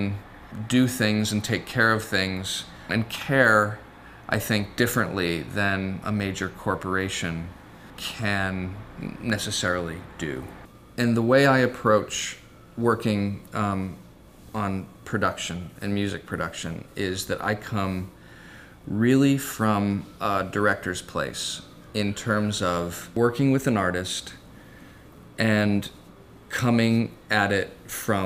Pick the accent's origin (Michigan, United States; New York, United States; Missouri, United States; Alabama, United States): Missouri, United States; St. Louis; moved away; also born or lived in Syracuse / California; I grew up in St. Louis